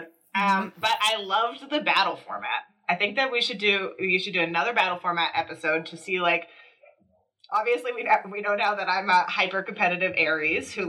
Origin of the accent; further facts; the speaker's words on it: Calgary, Alberta, Canada; also born or lived in Vancouver; I was a deep south kid because I grew up in Mackenzie Lake